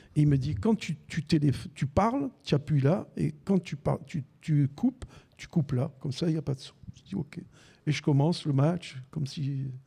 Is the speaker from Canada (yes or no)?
no; Besançon, Bourgogne-Franche-Comté, France; moved away as an adult; also born or lived in Algeria; now in Marseille, France; J'habitais Besançon dans le Doubs, puisque je suis né en Algérie. Mes parents en 62 sont arrivés à Besançon